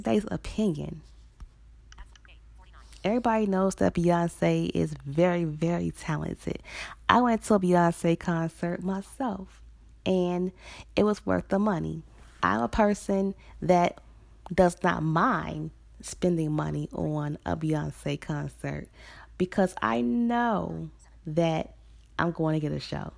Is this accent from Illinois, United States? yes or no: yes; Chicago, Illinois, United States; here actually in my hometown, Chicago